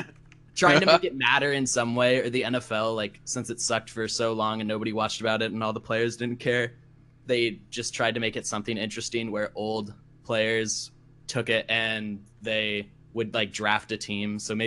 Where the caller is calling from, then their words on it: Issaquah, Washington, United States; I am from Issaquah, Washington, so basically Seattle.